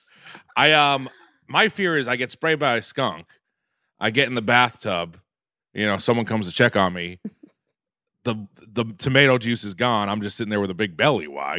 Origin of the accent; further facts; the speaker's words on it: Quincy, Massachusetts, United States; I'm from Quincy, Mass